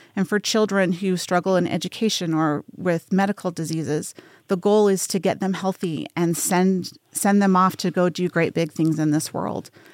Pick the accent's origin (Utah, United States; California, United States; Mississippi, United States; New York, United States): Utah, United States; Salt Lake City; now in Las Vegas, United States; I grew up in Salt Lake City, Utah, so I'm not super far from home, but I've lived here for thirty years.